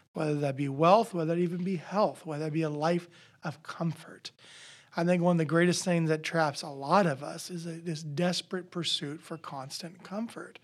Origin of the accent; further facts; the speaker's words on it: Nebraska, United States; now in Iowa, United States; I'm originally from Nebraska, but we're from Iowa now